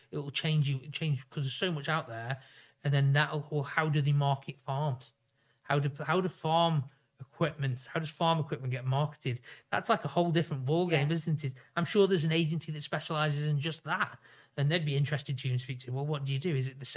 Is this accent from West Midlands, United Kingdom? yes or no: yes; Stoke-on-Trent, West Midlands, United Kingdom; I come from Stoke